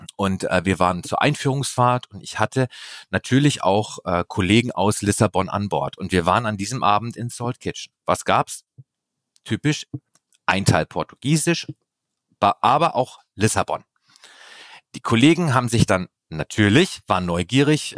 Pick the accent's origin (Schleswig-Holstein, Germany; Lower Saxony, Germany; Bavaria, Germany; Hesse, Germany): Bavaria, Germany; Ich komme sogar aus Bayern